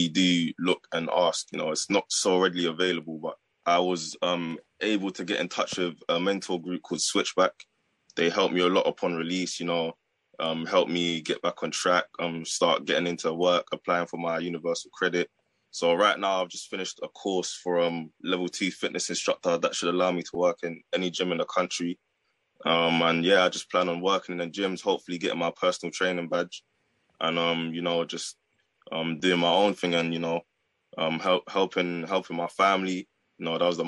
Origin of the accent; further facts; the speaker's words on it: London, United Kingdom; I'm from London.